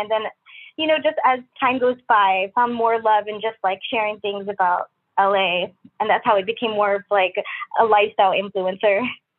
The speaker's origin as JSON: {"language": "English", "country": "Philippines", "moved": "yes", "said": "especially when I moved here from Philippines. It became like a new place to me and I didn't have that many friends."}